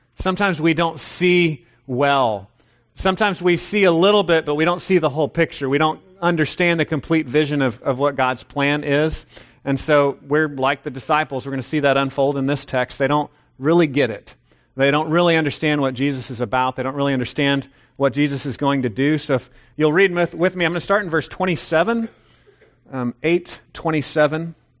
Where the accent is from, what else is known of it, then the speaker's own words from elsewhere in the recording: United States; I'm an American